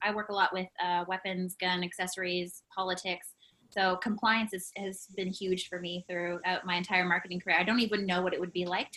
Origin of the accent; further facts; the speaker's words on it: Canada; as a Canadian